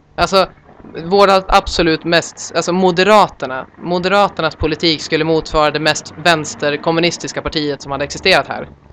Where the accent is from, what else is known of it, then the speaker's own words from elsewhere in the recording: Sweden; som svensk